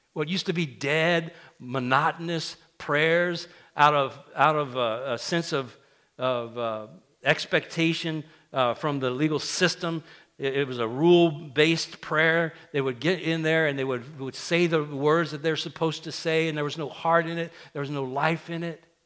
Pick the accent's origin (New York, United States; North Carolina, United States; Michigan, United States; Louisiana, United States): Louisiana, United States; South; now in Central Louisiana, United States; where I grew up in South Louisiana